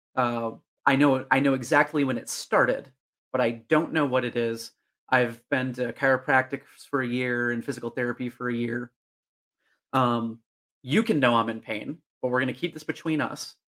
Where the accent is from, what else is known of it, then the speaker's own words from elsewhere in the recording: Northern Illinois, United States; my hometown of Northern Illinois.